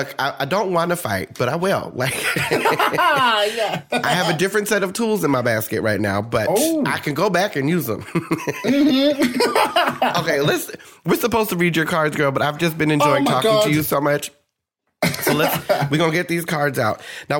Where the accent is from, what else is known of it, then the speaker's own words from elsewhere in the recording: New Jersey, United States; I'm from New Jersey, and people think I'm Southern.